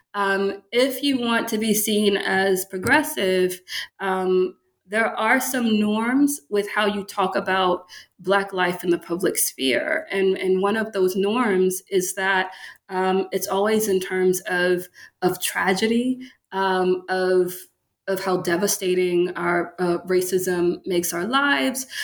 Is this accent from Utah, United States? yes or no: no; Baton Rouge, Louisiana, United States; moved away as an adult; also born or lived in Michigan / Pennsylvania; now in Memphis, United States; I'm from Louisiana, um, Baton Rouge, Louisiana